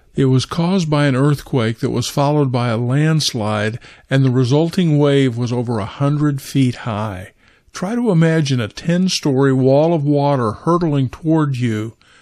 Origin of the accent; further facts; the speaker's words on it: Kansas, United States; I was raised in Kansas